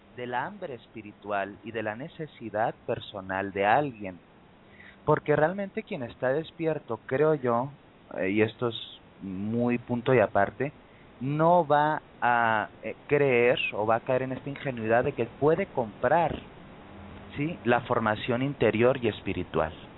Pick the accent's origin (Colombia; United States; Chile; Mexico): Mexico; en mi país, México